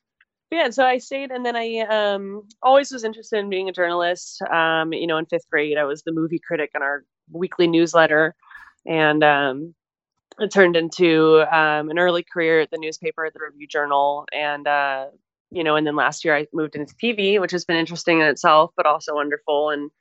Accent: Las Vegas, Nevada, United States; also born or lived in Connecticut; I was born in Connecticut, but I have no connection to Connecticut whatsoever. We came here. My family moved out here just to honestly escape the snow when I was four. So I've been in Vegas as long as I can remember.

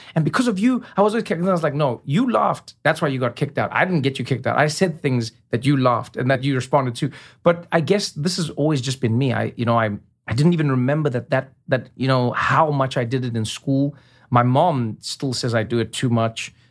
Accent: South Africa; moved away; I grew up in a world where many people were living the way I was, you know? In South Africa, during apartheid

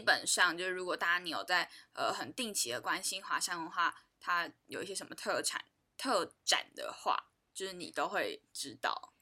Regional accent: Taiwan; 我们台湾人

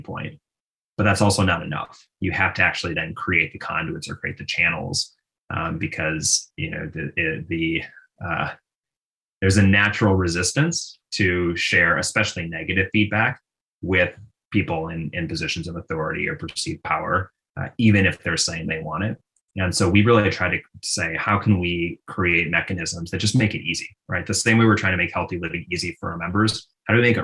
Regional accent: Minneapolis, Minnesota, United States; my own childhood, you know, growing up in Minnesota

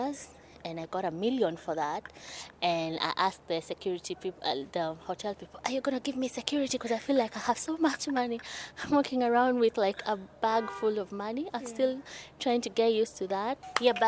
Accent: Nairobi, Kenya; I am from Nairobi, Kenya.

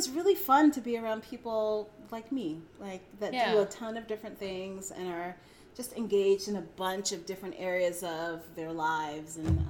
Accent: Brooklyn, New York, United States; I did live in New York for a while. I'm from New York. {S2} Yeah. {S3} From Brooklyn.

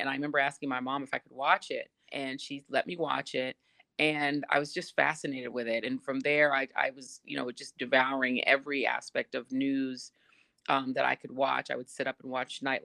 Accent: Denver, Colorado, United States; Denver where we were growing up

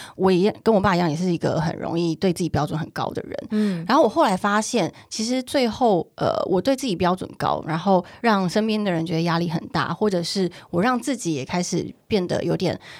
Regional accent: Taiwan; now in Taipei, Taiwan; 我自己是乡下长大的孩子嘛

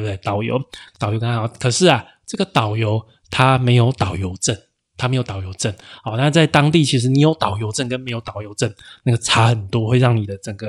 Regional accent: Taiwan; 因为我生活我出生在台湾，对我来讲我觉得还好啊，可能对台湾人可能可能一万块。

